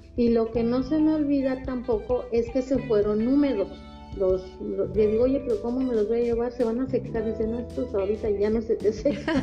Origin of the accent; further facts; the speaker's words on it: Mexico City, Mexico; moved away as an adult; now in Veracruz, Mexico; Soy originaria de la Ciudad de México.